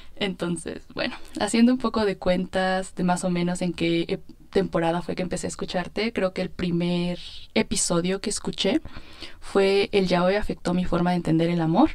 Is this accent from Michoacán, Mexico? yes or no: no; State of Mexico, Mexico; soy del Estado de México